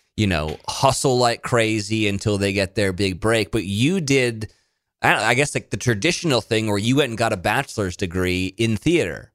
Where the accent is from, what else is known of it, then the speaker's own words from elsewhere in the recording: Monterey, California, United States; moved away; also born or lived in Nashville; I'm from Monterey